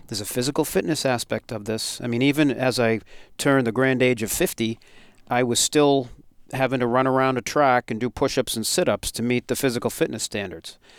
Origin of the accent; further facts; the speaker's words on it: Westborough, Massachusetts, United States; growing up in Westboro, the fire department had a big horn